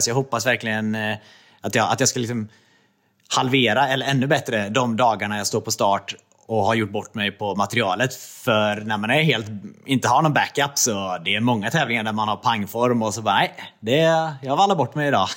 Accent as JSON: {"language": "Swedish", "town": "Trollhättan", "region": "Västra Götaland", "country": "Sweden", "tie": "born or raised there", "also_born_or_lived": "Östersund / Jämtland", "moved": "as an adult", "lives_now": "Gothenburg, Sweden", "said": "jag är uppvuxen i Trollhättan"}